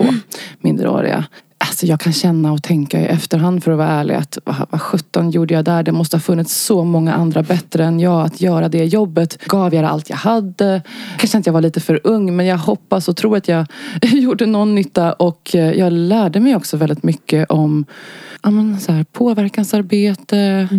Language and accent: Swedish; Stockholm, Stockholm County, Sweden; Jag är eh, född och uppvuxen i Stockholm och bor här än idag.